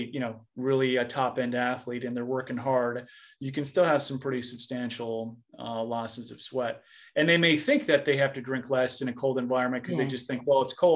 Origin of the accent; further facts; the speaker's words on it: Minnesota, United States; I grew up in Minnesota